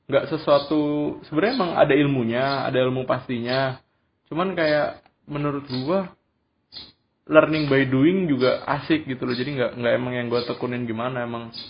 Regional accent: Bekasi, West Java, Indonesia; now in Yogyakarta, Indonesia; kalau gue kan dari Bekasi ke Jogja istilahnya dari walaupun Jogja tuh udah maju cuman dari kota tetap ke desa

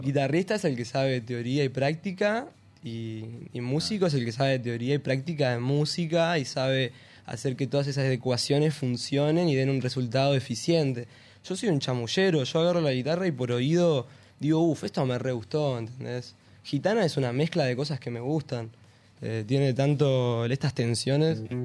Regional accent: Buenos Aires, Argentina; now in Victoria, Argentina; Yo soy de, acá, de Buenos Aires

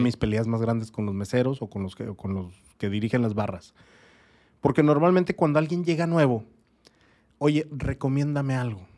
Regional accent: Torreón, Coahuila, Mexico; moved away as an adult; also born or lived in Sierra de Chihuahua; now in Tijuana, Mexico; yo no soy de aquí, yo soy de Torreón, Coahuila. Pero mucho tiempo en mi niñez estuve ahí en, en la Sierra de Chihuahua

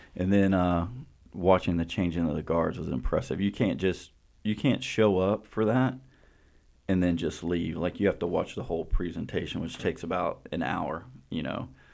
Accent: Winter Haven, Florida, United States; we're from Winter Haven

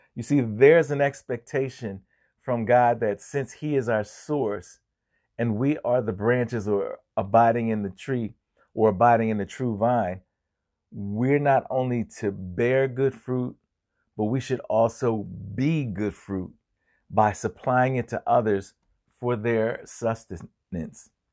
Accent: Chester, Pennsylvania, United States; my hometown of Chester, uh, Chester, Pennsylvania

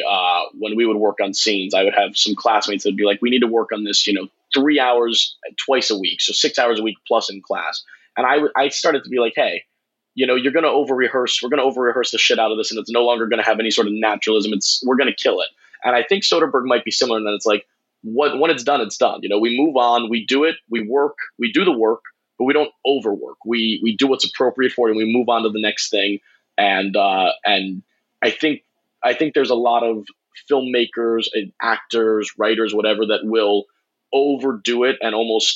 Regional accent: Tampa, Florida, United States; I'm from Tampa

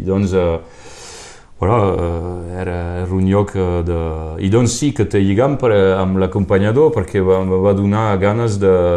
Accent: Canohès, Occitania, France; also born or lived in Perpignan; vaig créixer jo a Canus era, era molt rural

